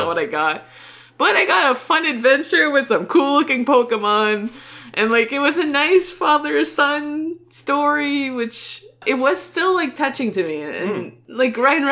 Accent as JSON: {"language": "English", "country": "Canada", "said": "as a Canadian"}